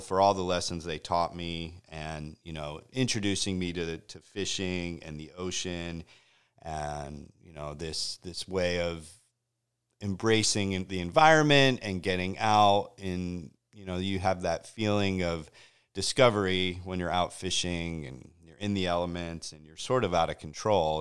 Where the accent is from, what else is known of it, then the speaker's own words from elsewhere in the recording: Connecticut, United States; I grew up in Connecticut on the shores of Long Island Sound